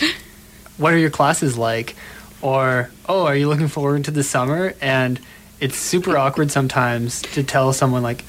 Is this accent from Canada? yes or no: yes; Toronto, Ontario, Canada; now in London, Canada; we're both from Toronto